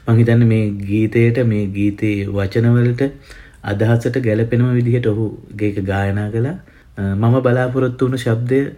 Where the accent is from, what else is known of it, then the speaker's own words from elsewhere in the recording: Sri Lanka; now in Melbourne, Australia; අපි ලංකාවේ ඉපදුන හින්දා